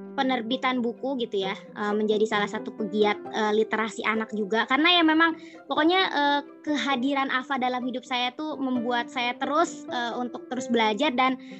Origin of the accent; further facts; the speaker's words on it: Banten, Indonesia; moved away as an adult; now in Yogyakarta, Indonesia; saya asli Banten